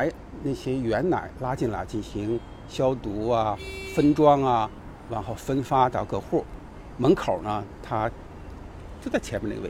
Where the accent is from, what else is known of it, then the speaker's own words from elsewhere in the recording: Beijing, China; 东阳，我是在东阳威胡同这这里。我们经常从这里顺过一条小街过来。